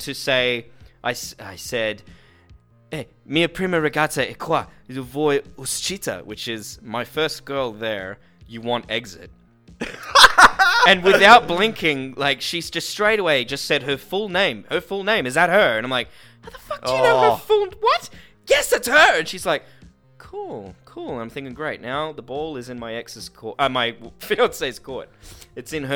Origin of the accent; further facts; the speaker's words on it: Newcastle, New South Wales, Australia; now in Sydney, Australia; I'm not from Sydney originally. I'm from Newcastle